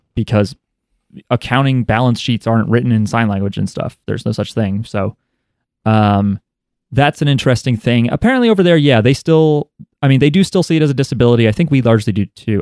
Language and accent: English; United States; in the United States, where we are from.